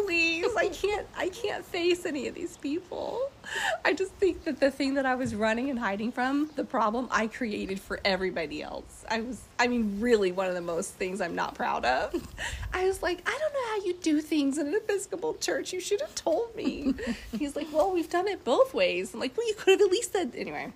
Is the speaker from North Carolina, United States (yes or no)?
yes; North Carolina, United States; North Carolina, America